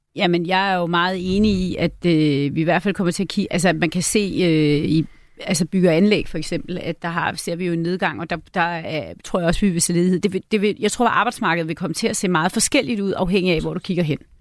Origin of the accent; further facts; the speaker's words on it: Møn, Zealand, Denmark; moved away; Nu kommer jeg jo fra Møn, øh, hvor jeg er vokset op